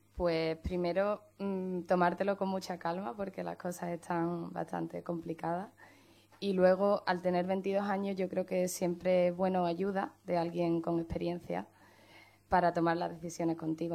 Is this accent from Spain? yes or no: yes; Chiclana de la Frontera, Andalusia, Spain; now in Dublin, Ireland; soy de, Chiclano, Chiclana, soy de Cádiz